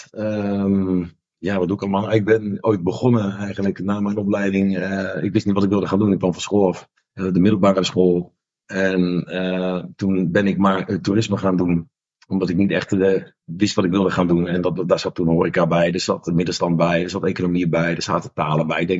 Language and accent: Dutch; The Hague, South Holland, Netherlands; ik kom uit Den Haag